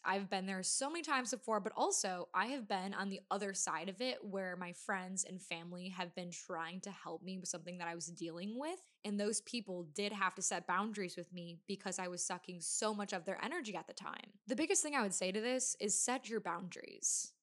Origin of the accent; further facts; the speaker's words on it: Wisconsin, United States; I'm from Wisconsin, so we say rag, not rag